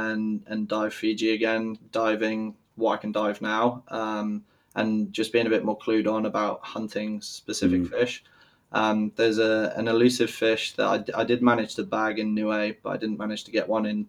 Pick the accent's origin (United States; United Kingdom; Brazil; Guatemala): United Kingdom; Malmesbury, South West England; born there; also born or lived in Germany; So I was born in the UK. And then shortly after I was born in Malmesbury, which is like a landlocked county of England. We moved to Germany because my dad's in the British Army.